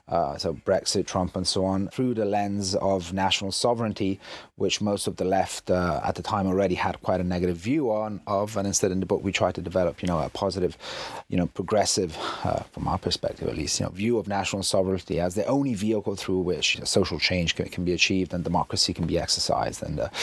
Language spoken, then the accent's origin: English; Italy; English is a second language; For those that don't know, I'm half English, half Italian, but I've lived in Italy all my life.